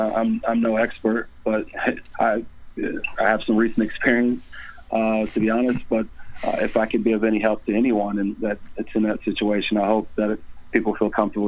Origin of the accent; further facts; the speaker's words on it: Tulsa, Oklahoma, United States; I grew up on Greenwood. That's where I'm born and raised, on that street.